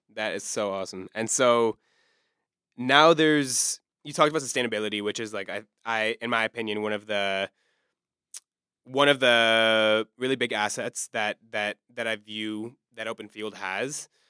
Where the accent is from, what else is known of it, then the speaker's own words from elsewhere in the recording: Maryland, United States; now in Pittsburgh, United States; coming from, as you know, the D C area, I'm from Maryland